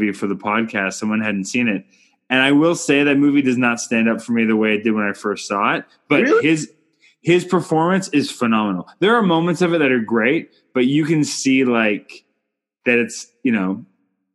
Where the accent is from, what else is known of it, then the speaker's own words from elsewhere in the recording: Canada; I'm Canadian filmmaker